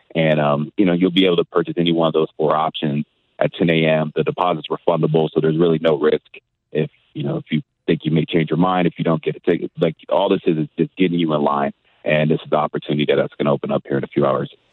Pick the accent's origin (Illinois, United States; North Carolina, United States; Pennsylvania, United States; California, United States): California, United States; also born or lived in Florida / Indiana / New Mexico; now in St. Louis, United States; I'm from California